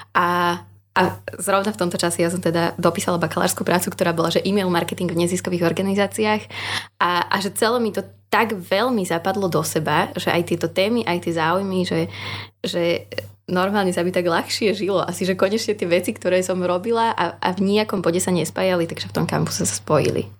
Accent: Partizánske, Trenčín Region, Slovakia; moved away as an adult; now in Trnava, Slovakia; ja pochádzam z Partizanského, to je hodinu a pol vlakom.

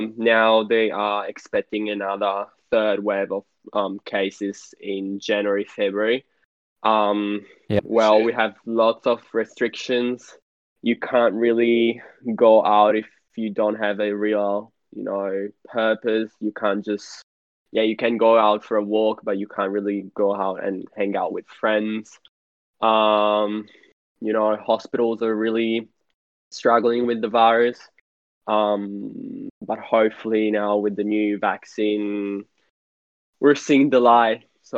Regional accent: Italy; I come from Italy

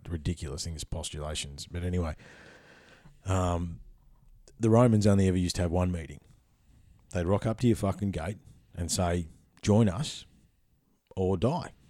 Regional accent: Ballarat, Victoria, Australia; also born or lived in Papua New Guinea; I grew up in Ballarat. That's a gold town

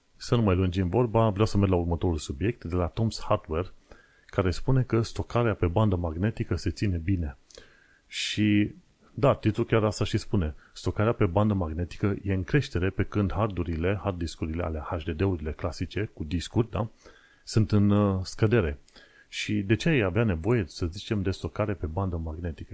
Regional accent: Sfântu Gheorghe, Covasna County, Romania; Sfântul Gheorghe, în județul Covasna, orașul natal

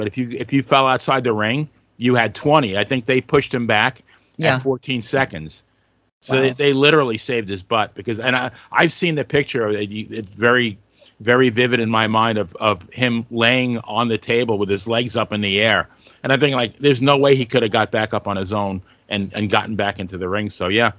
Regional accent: Long Island, New York, United States; I grew up in Long Island, watched Capitol Wrestling from D.C.

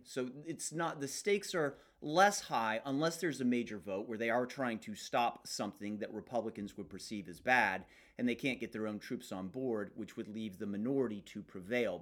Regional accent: United States; as an American

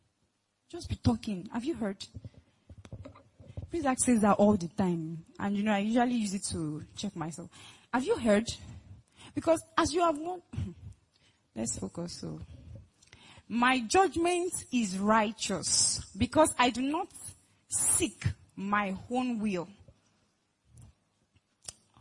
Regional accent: Lagos, Nigeria; I'm from Lagos

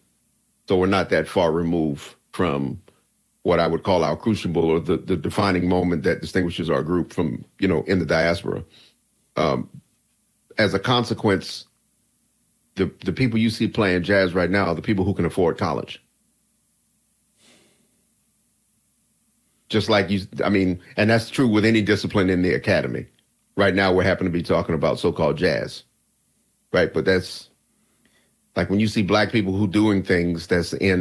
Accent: Washington, District of Columbia, United States; moved away as an adult; now in New York City, United States; I grew up in Washington, D.C.

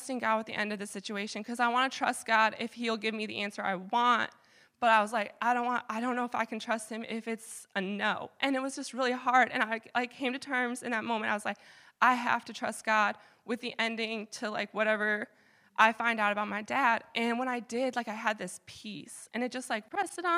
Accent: Michigan, United States; now in Vermont, United States; I'm from Michigan, so all my family's in Michigan

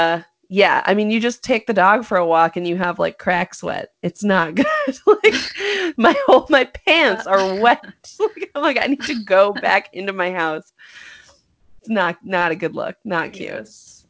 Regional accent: North Carolina, United States; Kakalaki, baby. I am from North Kakalaki, if anyone asks

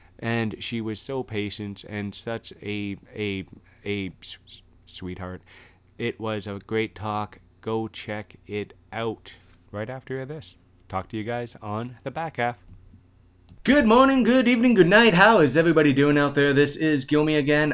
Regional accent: London, Ontario, Canada; in my hometown of London, Ontario

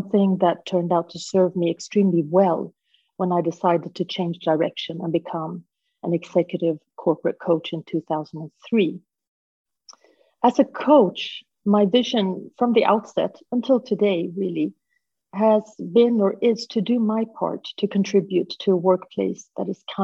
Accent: Sweden; moved away as an adult; also born or lived in Hong Kong; I am half Swedish, half Peruvian. I grew up in Sweden

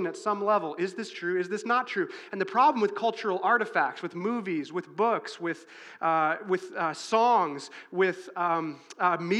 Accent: Chicago, Illinois, United States; I grew up in Chicago, Illinois, or outside of Chicago, Illinois

